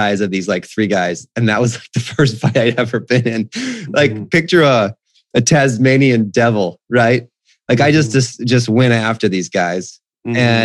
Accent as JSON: {"language": "English", "area": "Whidbey Island", "region": "Washington", "country": "United States", "tie": "born or raised there", "moved": "yes", "lives_now": "Phoenix, United States", "said": "I was in the family bank, which was a mile from our house growing up on Whidbey Island"}